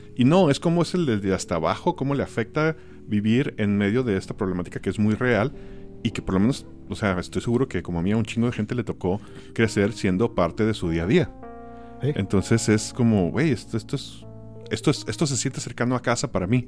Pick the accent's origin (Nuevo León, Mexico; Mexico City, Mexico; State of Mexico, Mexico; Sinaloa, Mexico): Sinaloa, Mexico; Mazatlán; Yo soy de Mazatlán, Sinaloa.